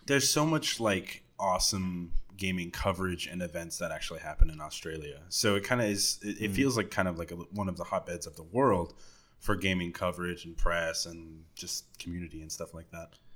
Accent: Dallas, Texas, United States; I'm definitely from Dallas

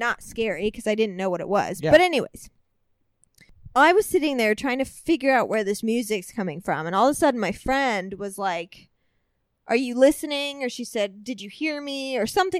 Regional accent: Centralia, Illinois, United States; my hometown in Southern Illinois, Centralia, Illinois

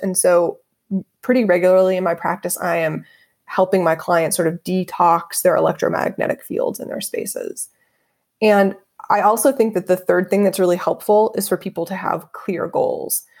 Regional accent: Dayton, Ohio, United States; moved away as an adult; also born or lived in Los Angeles; I'm born and raised in Dayton, Ohio

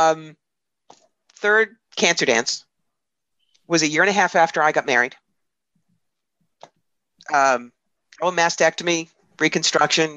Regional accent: New York, United States; I'm from New York

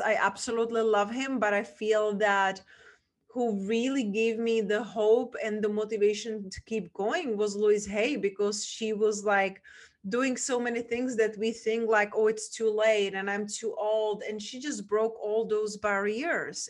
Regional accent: Czechia; English is a second language; moved away; I grew up and where my accent is from, from a small town in Czech Republic

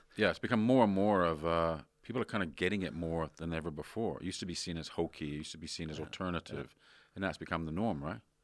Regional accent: Canada; moved away as an adult; also born or lived in London; now in Sydney, Australia; I was brought up in Canada

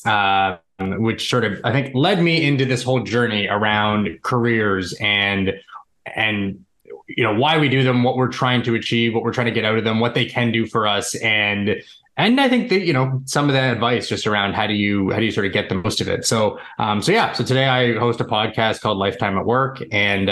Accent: suburbs of Toronto, Ontario, Canada; I'm Canadian. I've always been living in the suburbs of Toronto where I was born and now live

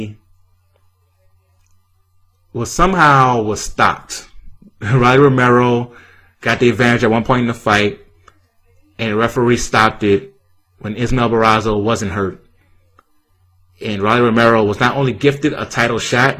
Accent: New Orleans, Louisiana, United States; We're both from New Orleans.

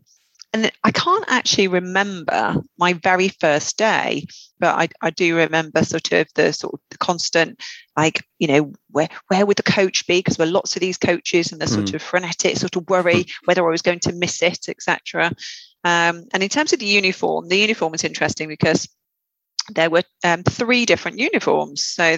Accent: West Midlands, United Kingdom; accent: Black Country; Black Country girl, even though my sister, who's still there, thinks I'm a traitor because I've lost my accent.

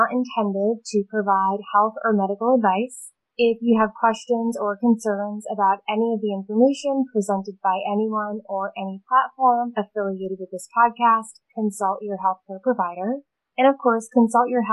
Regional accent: Rhode Island, United States; I'm actually from Rhode Island

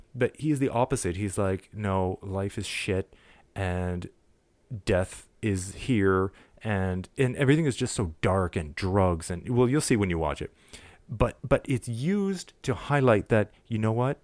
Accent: Montreal, Quebec, Canada; I'm from Montreal

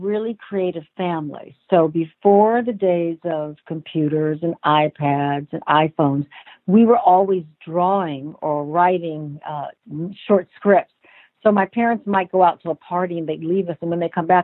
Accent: Los Angeles, California, United States; also born or lived in Columbus, Ohio; we grew up in Los Angeles. I was born in Columbus, Ohio. We moved here when I was 5.

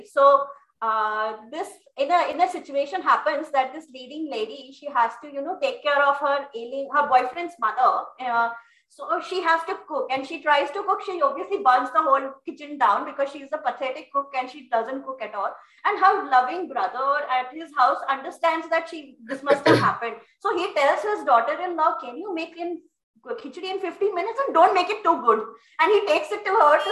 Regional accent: India; I'm an Indian

